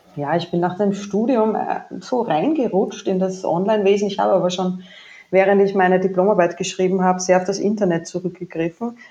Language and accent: German; Waldviertel, Lower Austria, Austria; accent: Austrian; now in Vienna, Austria; Geboren ja. bin ich aber im Waldviertel, das ist nordwestlich von Wien